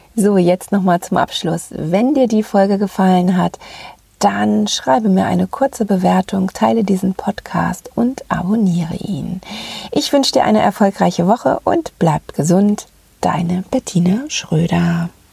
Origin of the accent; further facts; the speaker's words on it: Ruhr area, North Rhine-Westphalia, Germany; accent: Ruhr dialect; moved away; also born or lived in northern Germany; wenn ich mal zwischendurch zurück in meiner Heimat im Ruhrgebiet bin, dann nehme ich gleich diese diesen Dialekt wieder auf